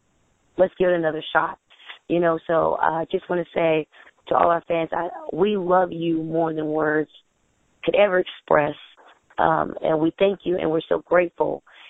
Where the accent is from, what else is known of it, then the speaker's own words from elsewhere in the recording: Clarksville, Tennessee, United States; And, of course, I'm from my hometown, Clarksville, Tennessee.